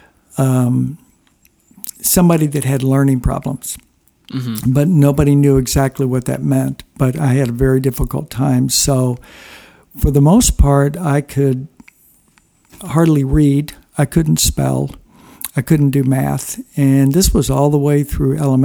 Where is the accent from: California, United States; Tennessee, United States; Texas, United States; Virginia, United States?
Texas, United States; Houston; also born or lived in Springfield, Missouri; my family moved to Houston, Texas. And that was an interesting experience to grow up in Texas.